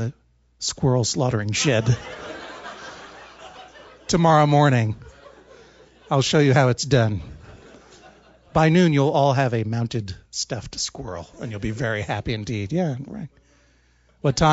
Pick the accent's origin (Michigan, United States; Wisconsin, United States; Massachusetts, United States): Massachusetts, United States; Brookline; I'm from Brookline, Massachusetts